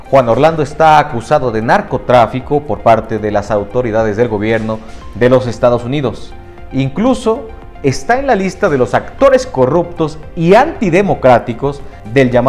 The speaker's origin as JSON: {"language": "Spanish", "country": "Honduras", "said": "Yo vengo de Honduras."}